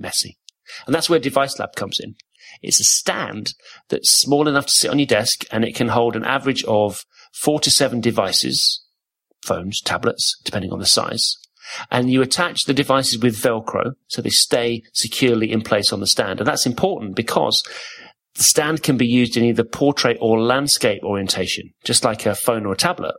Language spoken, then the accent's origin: English; Corby, East Midlands, United Kingdom; I grew up in Corby, surrounded by Scots